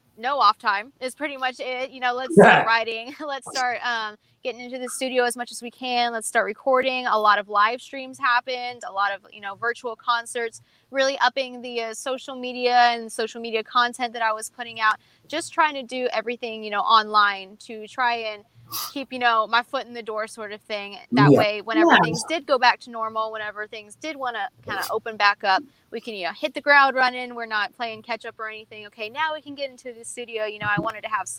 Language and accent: English; San Antonio, Texas, United States; I'm from San Antonio